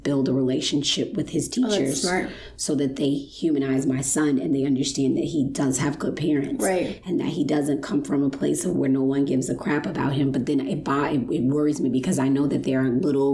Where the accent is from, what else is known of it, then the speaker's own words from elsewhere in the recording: Chicago, Illinois, United States; I'm from Chicago